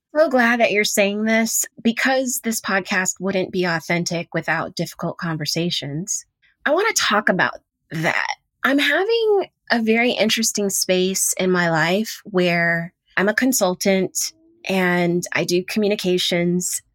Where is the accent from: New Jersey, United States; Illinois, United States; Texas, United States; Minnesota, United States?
Texas, United States; Houston; I'm that chick from Third Ward, Houston, Texas.